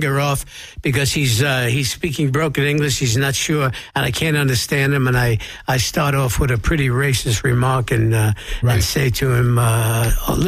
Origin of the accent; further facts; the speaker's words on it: New York, United States; now in Los Angeles, United States; You come out of your house in New York. I grew up in a building that was 750 people lived in my building